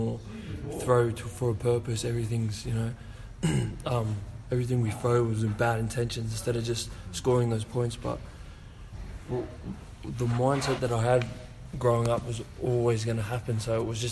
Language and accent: English; Central Coast, New South Wales, Australia; also born or lived in Westmead, New South Wales; I'm just a kid from the Central Coast. You know, I was born in Westmead and I moved to the Central Coast when I was a young kid